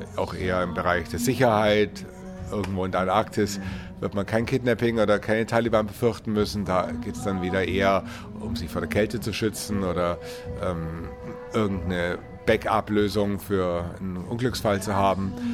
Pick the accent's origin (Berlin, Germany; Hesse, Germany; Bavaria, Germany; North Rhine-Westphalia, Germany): Bavaria, Germany; Munich; ich komme aus München